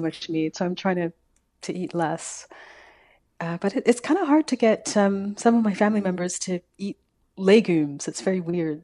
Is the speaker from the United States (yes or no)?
no; Calgary, Alberta, Canada; now in Victoria, Canada; I'm from Calgary.